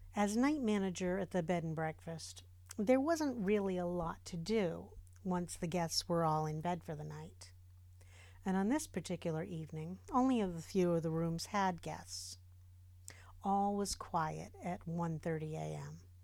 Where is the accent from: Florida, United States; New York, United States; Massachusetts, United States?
Massachusetts, United States; South Coast of; Growing up in the South Coast of Massachusetts